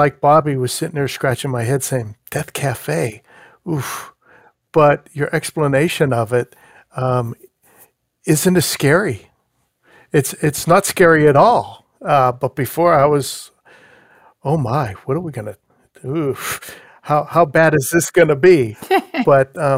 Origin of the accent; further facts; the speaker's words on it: Pittsburgh, Pennsylvania, United States; moved away; I'm from Pittsburgh originally